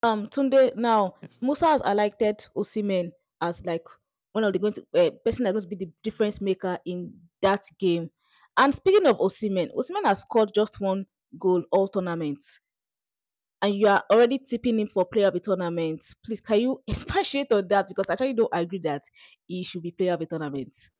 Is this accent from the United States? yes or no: no; Nigeria; my beloved country